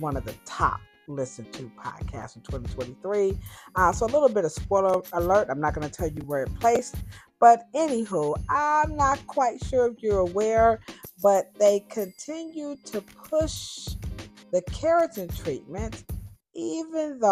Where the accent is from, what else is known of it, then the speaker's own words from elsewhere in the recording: Cleveland, Ohio, United States; Cleveland, my hometown